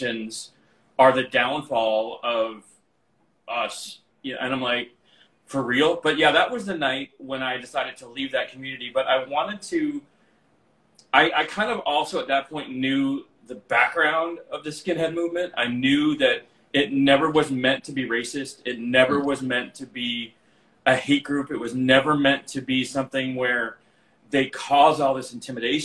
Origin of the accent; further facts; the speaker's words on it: Albuquerque, New Mexico, United States; the gay club in Albuquerque, that's where I'm from